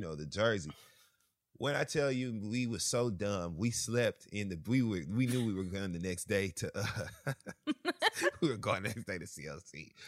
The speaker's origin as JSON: {"language": "English", "region": "Michigan", "country": "United States", "tie": "born or raised there", "said": "I grew up in Michigan"}